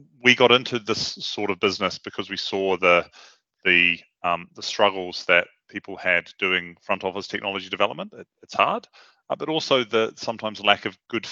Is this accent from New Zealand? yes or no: yes; New Zealand; moved away as an adult; now in London, United Kingdom; I'm from New Zealand originally. I came to London in 2005, having just finished a master's in computer science.